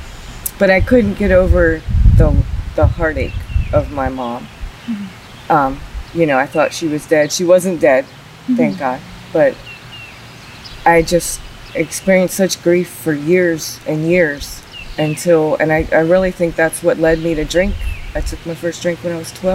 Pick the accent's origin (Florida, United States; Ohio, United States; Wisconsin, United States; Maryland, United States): Maryland, United States; Georgetown; I was born in 1978 in Georgetown, Maryland